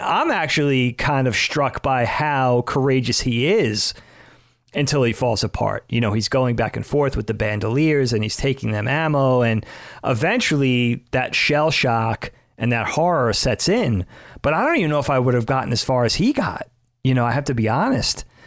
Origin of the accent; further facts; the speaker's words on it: Long Island, New York, United States; any number of dudes I, I grew up with in the Northeast, in New York, on Long Island